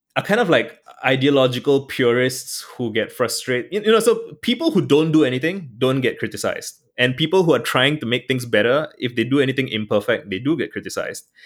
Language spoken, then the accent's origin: English; Singapore; I'm Singaporean